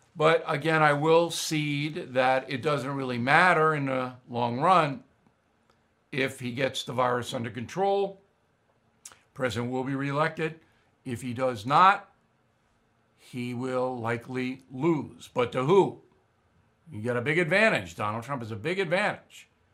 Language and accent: English; United States; as an American